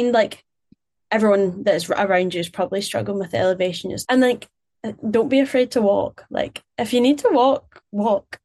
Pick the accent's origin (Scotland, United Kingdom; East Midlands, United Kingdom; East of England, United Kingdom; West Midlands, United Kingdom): Scotland, United Kingdom; Glasgow; I'm Glaswegian